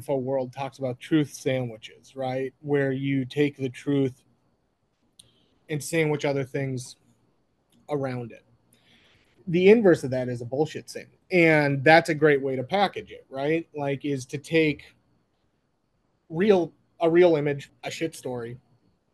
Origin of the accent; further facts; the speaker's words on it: Minneapolis, Minnesota, United States; I'm from Minneapolis